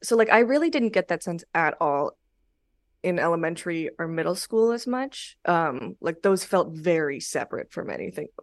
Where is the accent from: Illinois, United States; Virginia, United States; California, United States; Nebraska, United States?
California, United States; Los Angeles; moved away; I grew up in the Valley in North Hollywood.